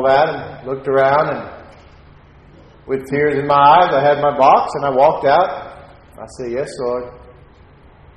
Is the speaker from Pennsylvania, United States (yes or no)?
no; Texas, United States; I'm a Texan